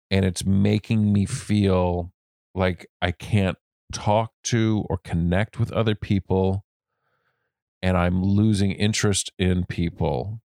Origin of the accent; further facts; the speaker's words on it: Durango, Colorado, United States; I grew up in a postcard called Durango, Colorado.